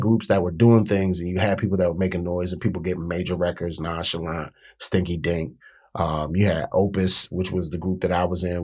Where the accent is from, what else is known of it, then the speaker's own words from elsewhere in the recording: Washington, District of Columbia, United States; I grew up in a city